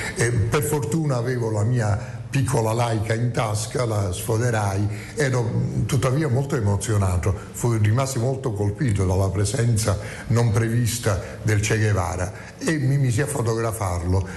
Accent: Naples, Campania, Italy; moved away as an adult; la città in cui eravamo eh, nati

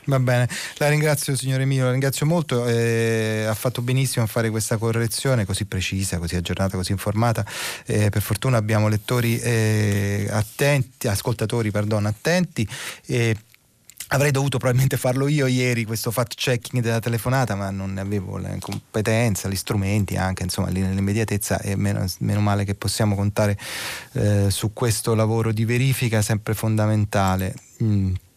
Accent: Naples, Campania, Italy; sono napoletano

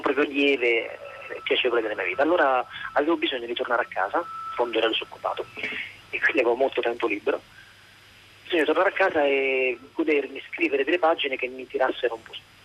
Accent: Abruzzo, Italy; io sono abruzzese

